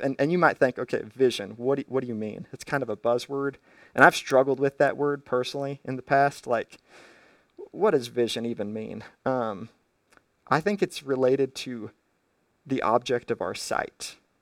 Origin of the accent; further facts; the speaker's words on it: United States; as an American